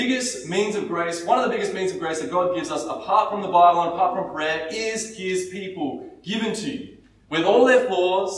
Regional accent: Australia; we're very Aussie

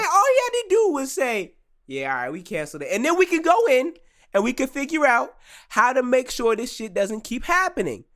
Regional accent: United States; I am an American citizen

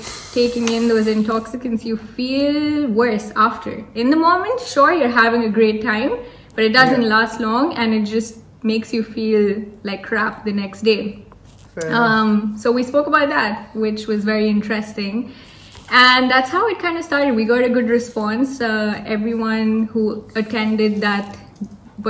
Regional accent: Hyderabad, Telangana, India; I'm from Hyderabad

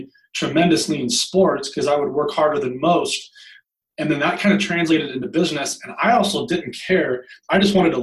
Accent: Long Beach, California, United States; I grew up in Long Beach, California, and was raised by a single mom

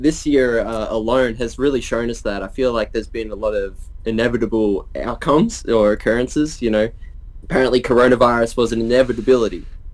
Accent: Australia; We're Aussie larrikins

